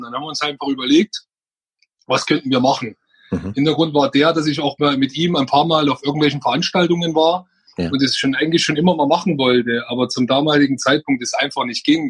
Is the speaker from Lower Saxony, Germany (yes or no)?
no; Freising, Bavaria, Germany; komme ich aus Oberbayern, aus Freising genau zu sein